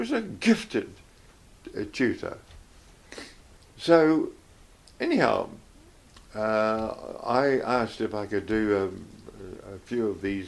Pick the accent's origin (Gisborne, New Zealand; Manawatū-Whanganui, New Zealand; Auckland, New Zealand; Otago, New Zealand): Manawatū-Whanganui, New Zealand; Whanganui; I was born in Whanganui